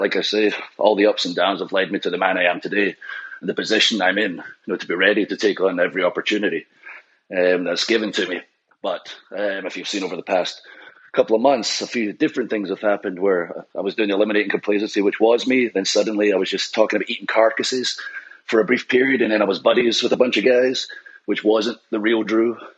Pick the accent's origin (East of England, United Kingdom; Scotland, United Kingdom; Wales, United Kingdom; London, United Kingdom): Scotland, United Kingdom; with ICW in Scotland being Scottish